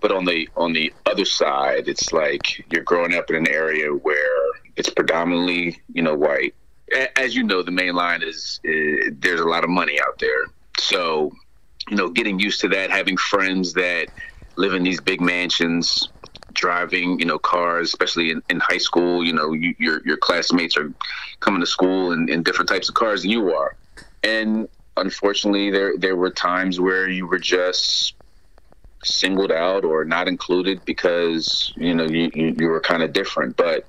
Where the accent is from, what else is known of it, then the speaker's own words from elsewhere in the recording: Ardmore, Pennsylvania, United States; So growing up in Lower Marion, you had the luxuries of being in the suburbs